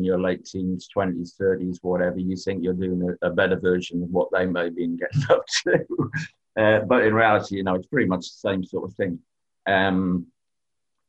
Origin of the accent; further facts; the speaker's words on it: England, United Kingdom; I'm English